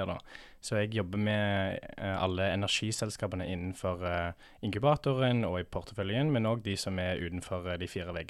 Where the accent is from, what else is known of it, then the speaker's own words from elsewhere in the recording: Connecticut, United States; accent: Sandnes dialect; Norwegian is a second language; now in Norway; Så mor er da fra Sandnes, eh, og det er der dialekten min kommer fra. Så hun var veldig flink med å lære meg norsk i oppveksten. men så før det så har jeg bodd litt utenfor New York, i Connecticut, i USA.